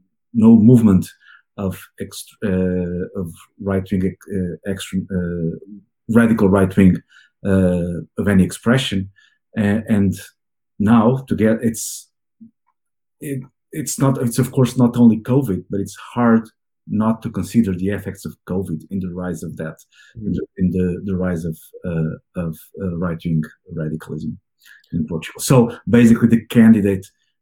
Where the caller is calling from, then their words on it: Bala Cynwyd, Pennsylvania, United States; I'm calling from Ballaquinwood, so very close to Philadelphia, in the Philadelphia main line.